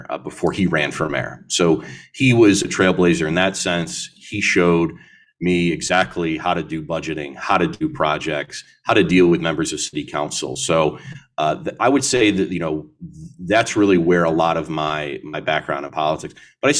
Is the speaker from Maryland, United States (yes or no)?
no; Syracuse, New York, United States; I'd be mayor of the city that I call my hometown, a community that I grew up in. So it's a great experience. And Syracuse was a big part of getting me to this place.